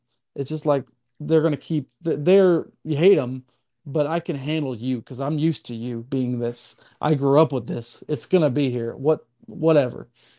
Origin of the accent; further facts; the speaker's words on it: Chattanooga, Tennessee, United States; For me, I grew up on the Chattanooga.